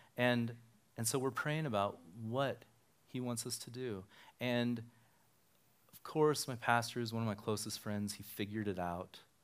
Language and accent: English; Reno, Nevada, United States; also born or lived in Sparks, Nevada; I grew up here in Reno, and, um, my family and I moved to Sparks in nineteen eighty